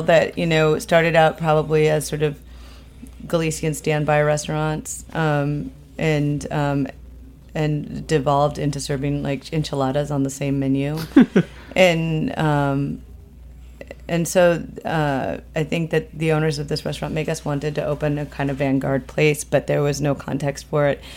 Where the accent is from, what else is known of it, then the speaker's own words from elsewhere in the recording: Minneapolis, Minnesota, United States; also born or lived in Argentina; now in New York, United States; I grew up in the Midwest. I grew up in Minneapolis